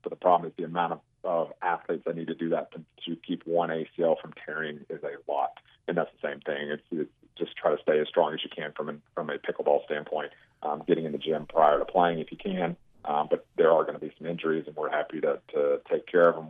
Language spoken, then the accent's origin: English; Memphis, Tennessee, United States; I'm from Memphis